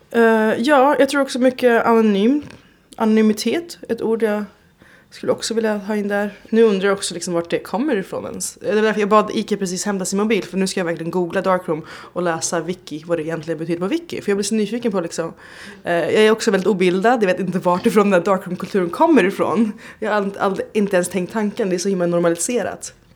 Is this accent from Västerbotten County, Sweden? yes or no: no; Stockholm, Stockholm County, Sweden; moved away as an adult; now in Berlin, Germany; hemma i Stockholm